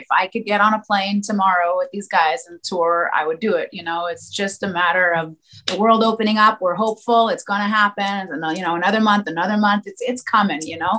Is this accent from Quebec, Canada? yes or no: yes; Montreal, Quebec, Canada; I brought him to my hometown, which is Montreal. I was born here.